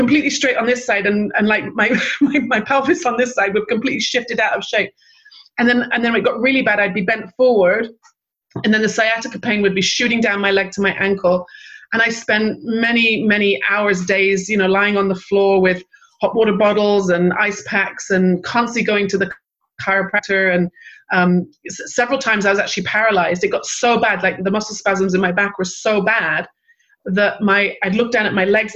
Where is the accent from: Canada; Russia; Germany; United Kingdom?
United Kingdom; England; also born or lived in Manchester / London; I grew up in England and I lived in Manchester back in the early 80s